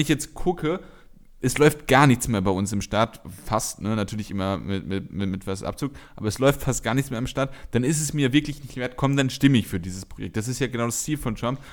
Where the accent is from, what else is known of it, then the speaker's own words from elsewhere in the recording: Germany; als Deutscher